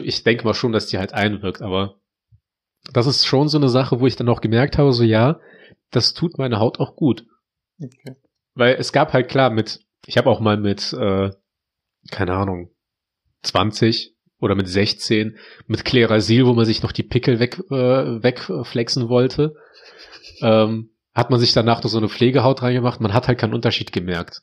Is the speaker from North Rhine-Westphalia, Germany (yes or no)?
yes; Heinsberg, North Rhine-Westphalia, Germany; bei uns in Heinsberg